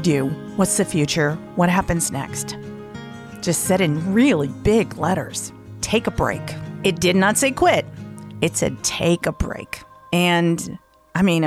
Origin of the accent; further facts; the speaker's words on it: the South, United States; I'm from the South, so, you know, I'm not super woo. But being from the South, I am a little superstitious